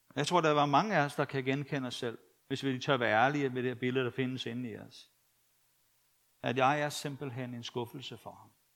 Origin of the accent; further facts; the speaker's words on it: Copenhagen, Capital Region of Denmark, Denmark; jeg var københavner